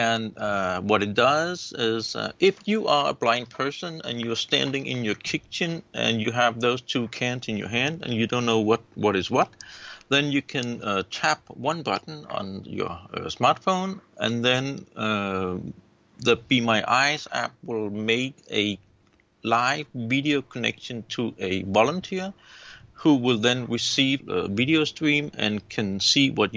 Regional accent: Denmark; I am from Denmark and 53 years old now.

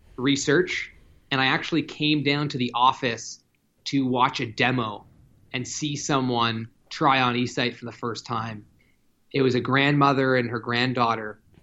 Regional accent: Toronto, Ontario, Canada; my hometown of Toronto

